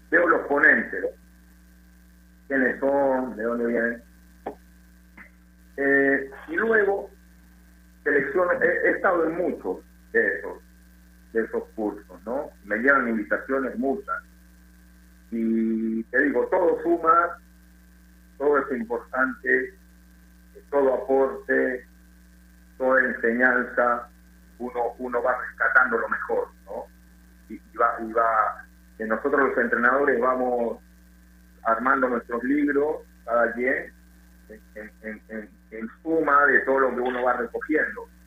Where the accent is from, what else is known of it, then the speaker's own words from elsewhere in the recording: Lima, Peru; moved away as an adult; also born or lived in Venezuela; soy limeño